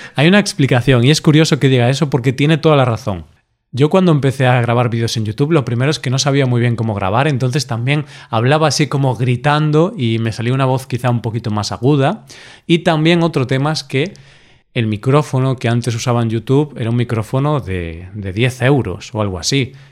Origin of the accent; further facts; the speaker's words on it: Galicia, Spain; yo soy de Galicia, vivo aquí, he vivido toda mi vida aquí